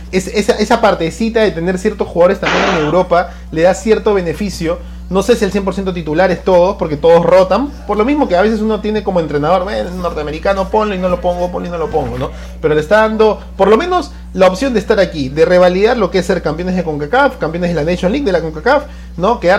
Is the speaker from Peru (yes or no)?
yes; Peru